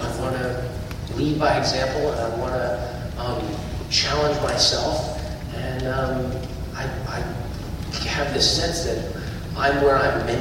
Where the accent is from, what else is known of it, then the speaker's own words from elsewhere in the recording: United States; as an American